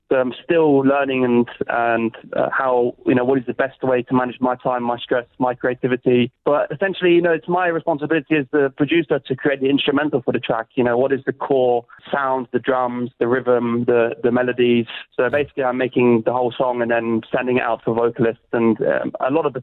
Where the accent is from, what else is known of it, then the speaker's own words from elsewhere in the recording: London, United Kingdom; moved away as an adult; now in Zurich, Switzerland; growing up in London